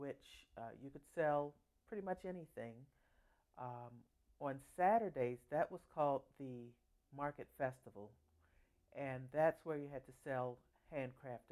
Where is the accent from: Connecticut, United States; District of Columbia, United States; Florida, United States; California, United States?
District of Columbia, United States; Washington; now in Fort Washington, United States; I'm from Washington, D.C., currently in Fort Washington, Maryland.